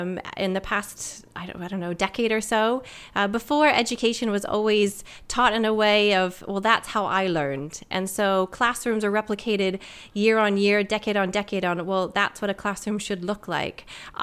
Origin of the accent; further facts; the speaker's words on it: Canada; moved away as an adult; also born or lived in United States; now in United Kingdom; So I'm Canadian-American. I moved over to the UK 10 years ago